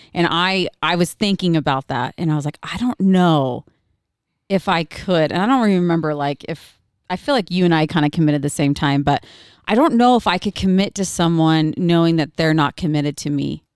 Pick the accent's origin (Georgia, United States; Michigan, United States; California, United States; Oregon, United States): Oregon, United States; I'm not from Utah, I'm from Oregon